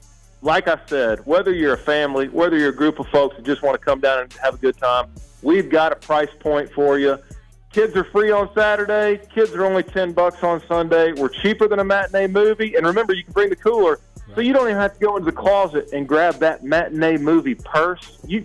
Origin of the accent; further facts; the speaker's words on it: Atlanta, Georgia, United States; born and raised in Atlanta, born at Emory University, downtown Atlanta, grew up on Clifton Road. I'm Atlanta through and through